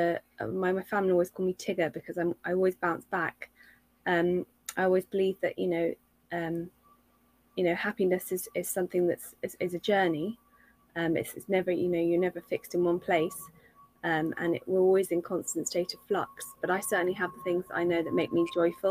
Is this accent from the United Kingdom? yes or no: yes; London, United Kingdom; I grew up in London